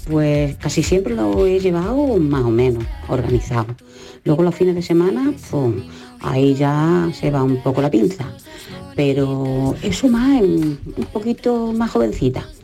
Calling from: Jaén, Andalusia, Spain; de Jaén.

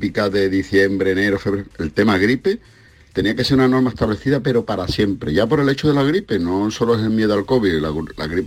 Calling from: Seville, Andalusia, Spain; de Sevilla.

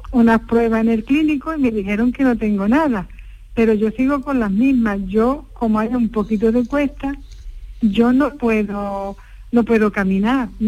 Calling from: Alhaurín de la Torre, Andalusia, Spain; Disculpe, soy, soy de Alaurín de la Torre.

